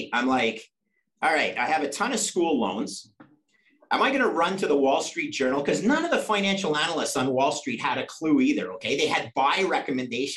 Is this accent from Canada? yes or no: yes; Canada; I'm a Canadian, but I went down for a two-year MBA at Cornell